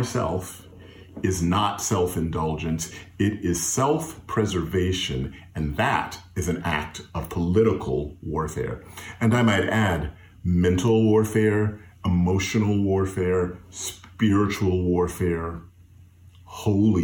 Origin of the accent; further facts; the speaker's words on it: Fayetteville, North Carolina, United States; growing up in Fayetteville, North Carolina, at New Bethel AME Zion Church